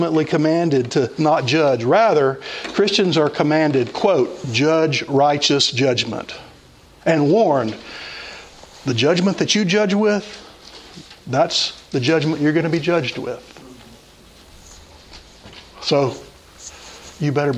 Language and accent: English; United States; I am an American, but that's my secondary citizenship